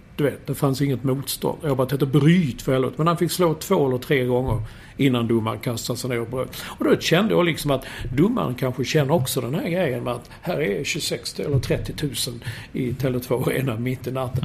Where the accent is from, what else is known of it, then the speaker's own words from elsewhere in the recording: Sweden; som svensk